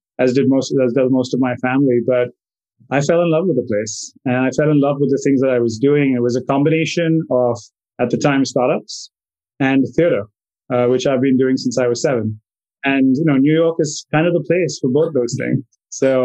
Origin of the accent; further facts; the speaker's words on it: Mumbai, Maharashtra, India; moved away as an adult; also born or lived in Connecticut; now in United States; I grew up in India, in Bombay